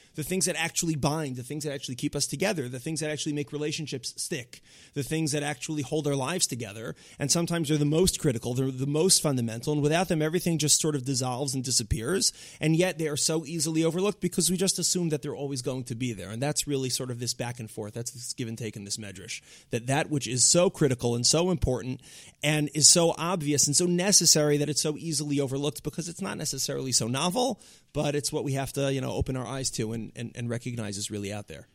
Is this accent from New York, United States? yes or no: yes; Long Island, New York, United States; I'm a, you know, an Orthodox kid from, uh, Long Island